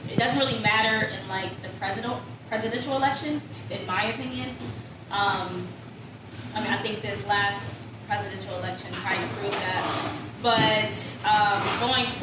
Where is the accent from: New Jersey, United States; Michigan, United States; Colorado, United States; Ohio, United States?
Ohio, United States; Canton; also born or lived in Columbus, Ohio; I'm originally from Canton, Ohio.